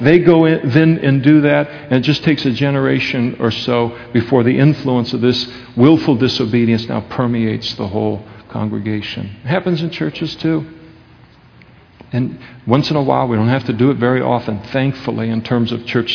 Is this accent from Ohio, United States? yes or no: no; Napa, California, United States; The United States of America, where we grew up in Napa, California